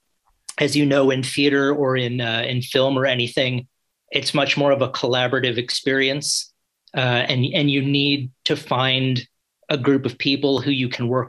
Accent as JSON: {"language": "English", "town": "New York City", "region": "New York", "country": "United States", "also_born_or_lived": "New Orleans", "moved": "as an adult", "said": "originally I'm from New York City, so I think I moved back to New York City when I graduated"}